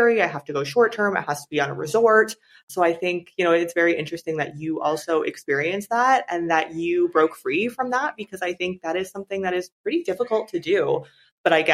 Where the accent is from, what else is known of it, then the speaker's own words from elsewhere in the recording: Canada; moved away; I'm from Canada